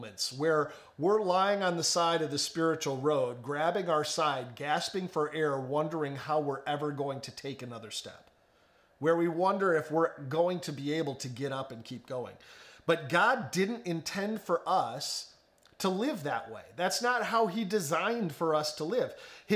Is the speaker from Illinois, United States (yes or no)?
yes; the Chicago suburbs, Illinois, United States; moved away; growing up in the Chicago suburbs